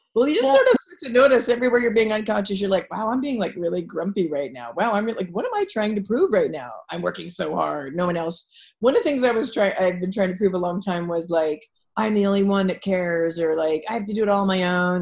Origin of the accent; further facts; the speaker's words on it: Philadelphia, Pennsylvania, United States; I'm from Philadelphia